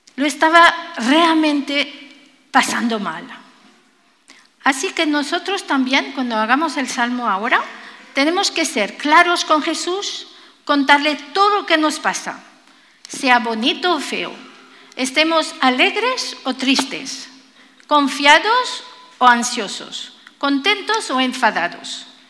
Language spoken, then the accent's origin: Spanish; France; Spanish is a second language; now in Spain; Yo soy francesa